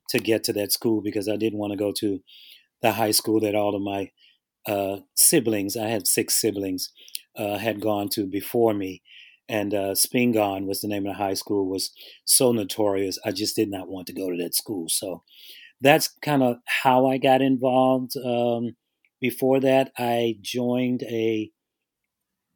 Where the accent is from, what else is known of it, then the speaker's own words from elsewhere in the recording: Washington, District of Columbia, United States; I grew up in Washington, D.C., in one of the two worst housing projects in the city, Kenilworth Courts